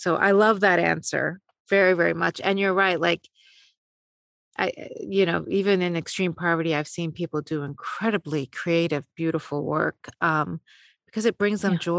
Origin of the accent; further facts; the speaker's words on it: Beirut, Beirut Governorate, Lebanon; also born or lived in West Africa; now in United States; I grew up in Beirut and went through the civil war